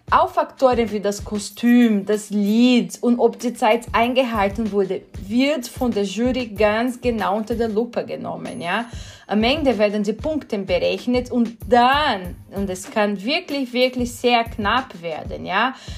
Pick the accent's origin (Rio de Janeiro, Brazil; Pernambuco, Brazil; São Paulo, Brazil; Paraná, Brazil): São Paulo, Brazil; Sorocaba; German is a second language; moved away as an adult; now in Vienna, Austria; ich bin gebürtige Brasilianerin, wohne in Wien schon seit 2006, aber ich komme nicht aus Rio, ich komme aus São Paulo